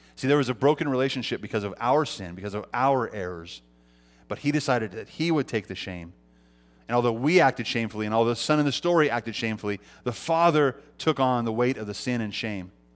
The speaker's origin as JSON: {"language": "English", "region": "Montana", "country": "United States", "tie": "born or raised there", "moved": "yes", "lives_now": "California, United States", "said": "I'm from Montana, all right? I'm a Montanan. And, uh, it, it's funny 'cause I, I was born here, but I grew up and was raised there."}